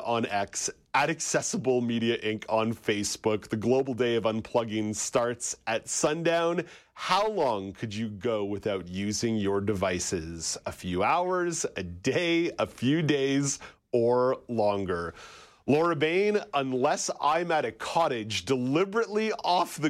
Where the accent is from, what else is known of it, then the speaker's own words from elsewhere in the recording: Montreal, Quebec, Canada; Growing up in Montreal